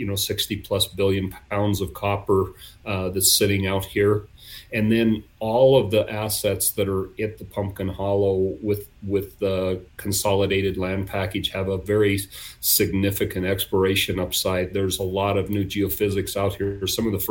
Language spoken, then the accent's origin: English; Nevada, United States; I was born and raised in Nevada